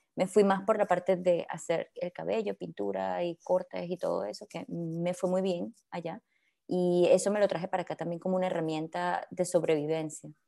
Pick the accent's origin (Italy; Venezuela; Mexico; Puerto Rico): Venezuela; also born or lived in Colombia; now in Belgium; una persona que creció en Venezuela con raíces colombianas